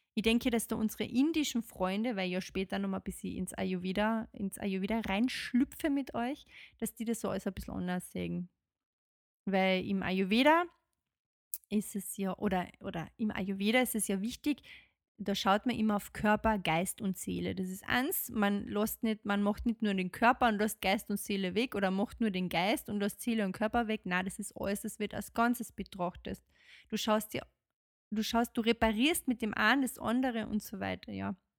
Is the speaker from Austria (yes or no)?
yes; Austria; bei uns in Österreich